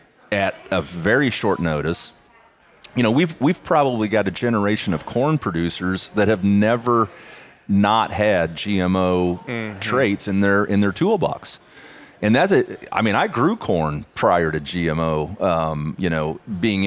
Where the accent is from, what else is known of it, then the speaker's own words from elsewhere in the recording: Missouri, United States; I'm from Missouri